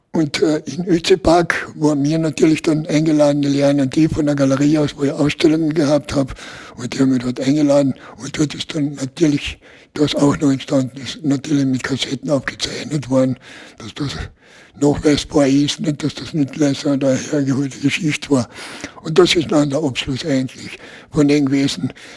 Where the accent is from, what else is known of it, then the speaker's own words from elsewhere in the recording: Klagenfurt, Carinthia, Austria; bei uns in Klagenfurt